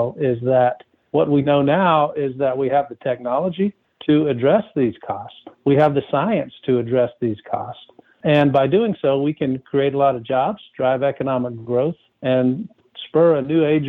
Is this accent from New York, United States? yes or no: no; North Carolina, United States; now in California, United States; places like my home state of North Carolina. It's record fires that have occurred in the West, where I live now in California.